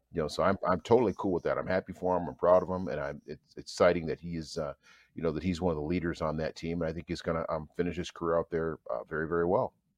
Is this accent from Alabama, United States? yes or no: no; Minnesota, United States; I grew up here in Minnesota